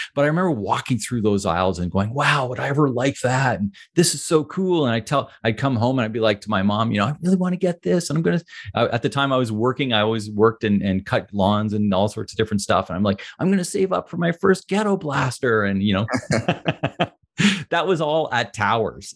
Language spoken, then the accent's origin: English; Ottawa, Ontario, Canada; I grew up in Ottawa